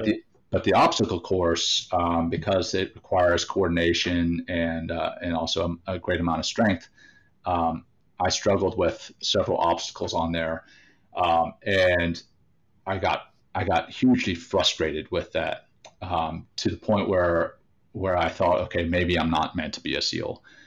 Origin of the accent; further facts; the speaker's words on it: Louisiana, United States; growing up in Louisiana